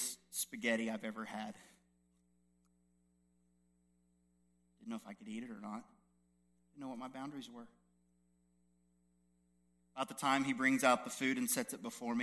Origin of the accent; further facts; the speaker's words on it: United States; I'm just a white American.